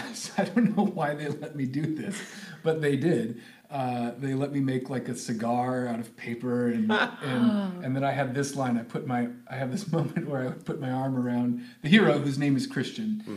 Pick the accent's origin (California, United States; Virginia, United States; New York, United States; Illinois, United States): California, United States; Sacramento; moved away as an adult; also born or lived in Los Angeles; now in Hawaii, United States; I grew up in Sacramento